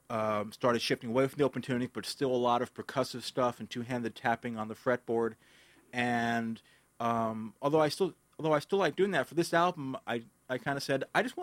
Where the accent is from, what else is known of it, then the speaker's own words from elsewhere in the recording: New York City, New York, United States; moved away as an adult; now in New Jersey, United States; I grew up in the Bronx, and I've been saying that Jersey is, you know, it's a temporary thing. But at a certain point, when I've lived longer in New Jersey than New York, I can't say that.